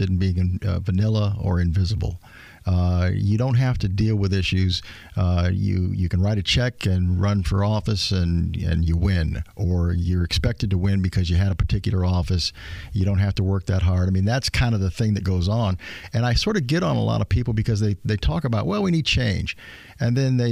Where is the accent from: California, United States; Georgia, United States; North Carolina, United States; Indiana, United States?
Indiana, United States; Elkhart; also born or lived in Bloomington, Indiana; I was born in Elkhart a number of years ago